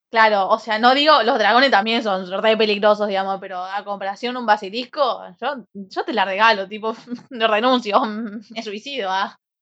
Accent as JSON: {"language": "Spanish", "town": "Colón", "country": "Argentina", "said": "Soy de Colón"}